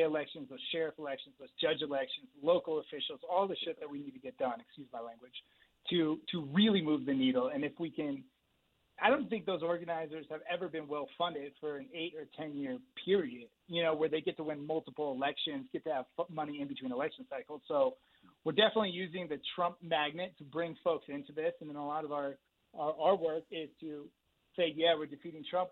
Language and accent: English; San Francisco Bay Area, California, United States; I grew up in the San Francisco Bay Area.